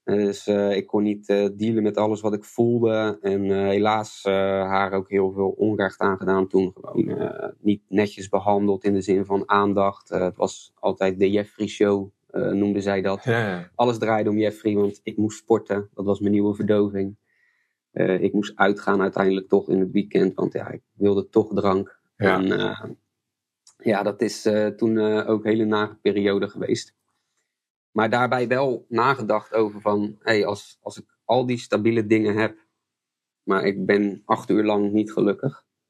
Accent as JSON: {"language": "Dutch", "town": "Goudswaard", "region": "South Holland", "country": "Netherlands", "tie": "born or raised there", "also_born_or_lived": "Rotterdam", "lives_now": "Strijen, Netherlands", "said": "En dat werd Goudswaard. En daar ben ik eigenlijk eh, opgegroeid, deels. En deels in Rotterdam"}